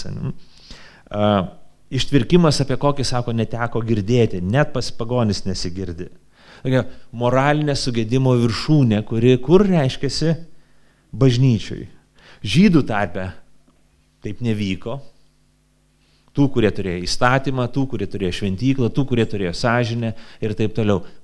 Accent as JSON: {"language": "Lithuanian", "country": "Lithuania", "said": "aš 44 metus gyvenu Lietuvoje"}